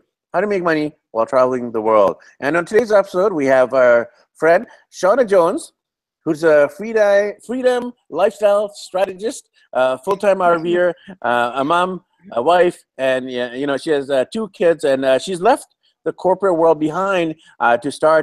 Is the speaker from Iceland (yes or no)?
no; Vancouver, British Columbia, Canada; moved away as an adult; now in Medellin, Colombia; I'm from Vancouver, BC, Canada